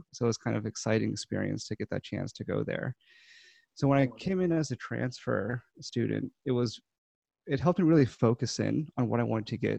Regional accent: Baltimore County, Maryland, United States; moved away as an adult; also born or lived in St. Louis; I grew up, born and raised in Baltimore County, Maryland. Stayed around that area for most of my life into college when I moved over to St. Louis and went to WashU for 4 years.

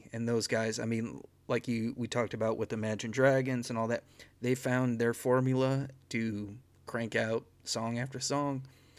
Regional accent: Northern Illinois, United States; So I grew up in northern Illinois

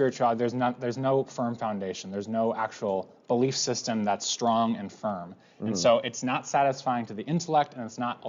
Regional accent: United States; we're American

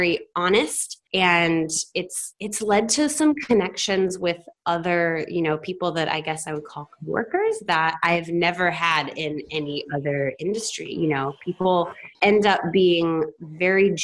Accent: the South, United States; moved away; also born or lived in Oregon; I grew up in the South

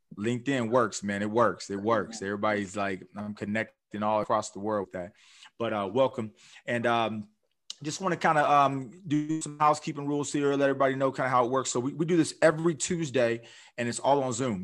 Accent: Orange County, California, United States; I'm from Orange County area.

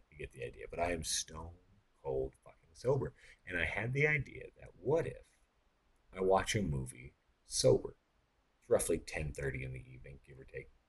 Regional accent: Texas, United States; And I said, "No, I'm from Texas."

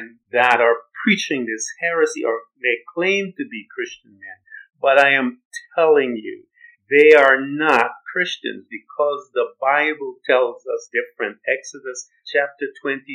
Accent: Guyana; moved away; also born or lived in United States; I'm a black man. I'm from British Guiana.

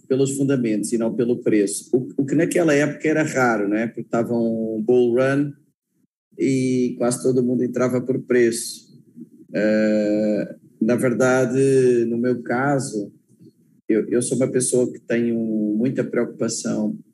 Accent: Portugal; sou português

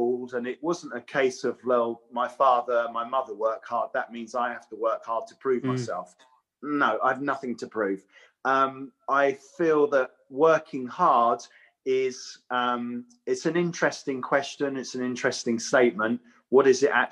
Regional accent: Watford, East of England, United Kingdom; I was brought up in Watford. It's a printing town.

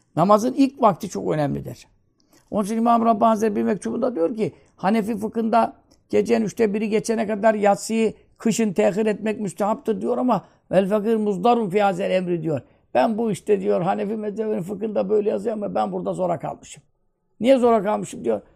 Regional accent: Turkey; Vatanın özbeyaz evlatlarıyız. Burada doğduk, burada büyüdük.

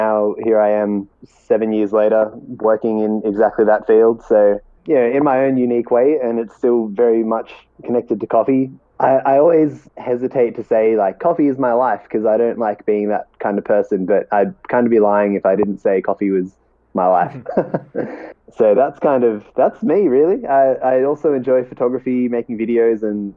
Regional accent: Australia; I'm Australian.

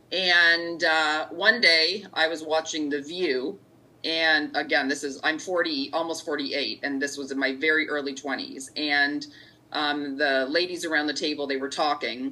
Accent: Markham, Ontario, Canada; I grew up in Markham, and McCowan and 401, so for those listening, it's in the it's in the greater GTA area, the greater Toronto area

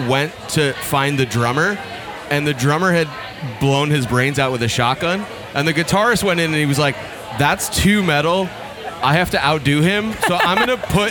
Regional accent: Canada; moved away; I'm Canadian

